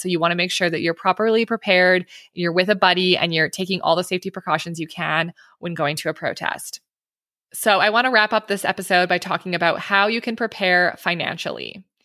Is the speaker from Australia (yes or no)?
no; Canada; I'm Canadian